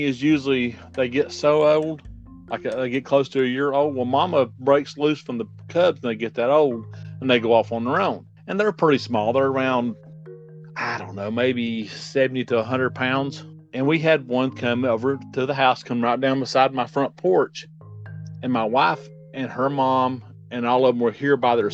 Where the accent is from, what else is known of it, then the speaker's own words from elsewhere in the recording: Asheville, North Carolina, United States; I grew up here in Asheville, here where I'm at now